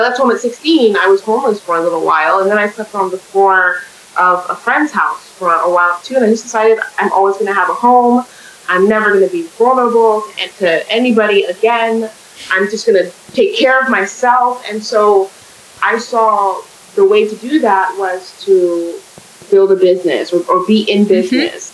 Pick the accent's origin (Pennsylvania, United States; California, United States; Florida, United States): California, United States; now in Canada; I'm in Canada. I didn't grow up in Canada. I'm from California